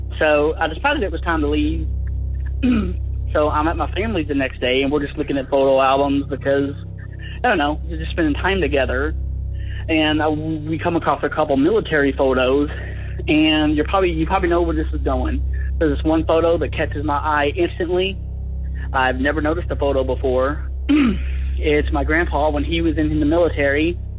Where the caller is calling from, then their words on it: Chattanooga, Tennessee, United States; I'm from the Chattanooga area.